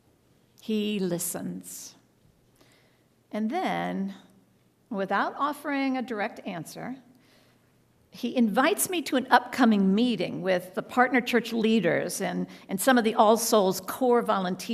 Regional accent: Texas, United States; moved away; also born or lived in New York City; ever since I was a child growing up in Texas

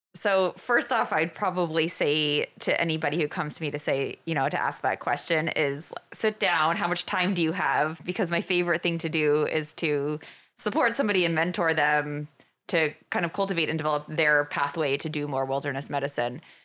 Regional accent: Norwich, Vermont, United States; moved away as an adult; also born or lived in Minnesota / Colorado / Idaho / Oregon; I grew up in Vermont, um, on the other side of the state, down in Norwich

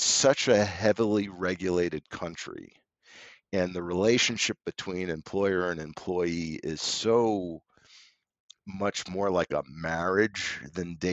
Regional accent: New York City, New York, United States; also born or lived in Germany; I grew up in New York.

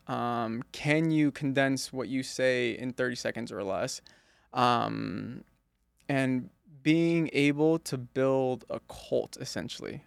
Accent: East Coast, United States; When I was growing up in the East Coast

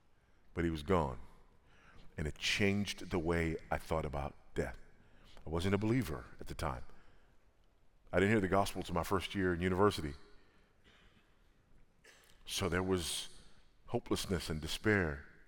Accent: Los Angeles, California, United States; I was born and raised in South Central Los Angeles, California, and drug-infested, gang-infested South Central LA.

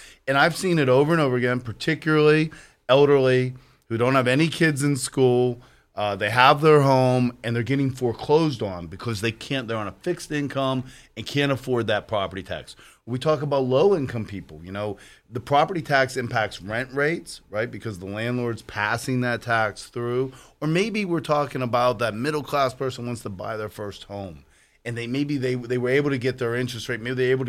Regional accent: Aliquippa, Pennsylvania, United States; I grew up in Aliquippa at a time when the steel mills were failing.

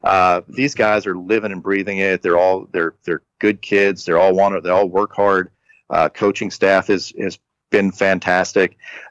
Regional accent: Nebraska, United States; but I played in, I grew up in Nebraska and nobody came out to see me.

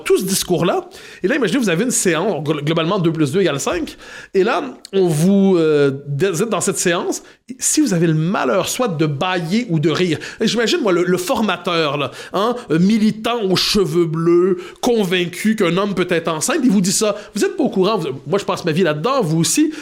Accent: Quebec, Canada; je suis québécois

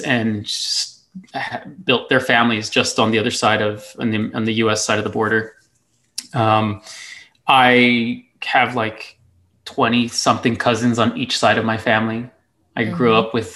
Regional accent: El Paso, Texas, United States; I grew up in the Lower Valley of El Paso, Texas, living with my grandparents

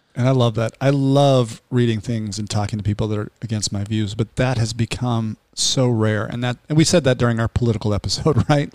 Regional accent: Salt Lake City, Utah, United States; I grew up in Salt Lake City

